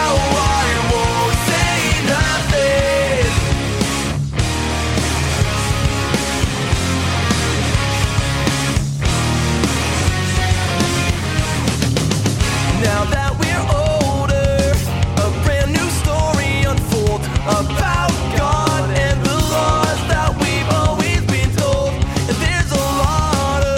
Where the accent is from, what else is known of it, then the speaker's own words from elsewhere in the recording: Millbrook, Ontario, Canada; I'm a millbilly. I come from Millbrook, and that's why we always talk like that down there.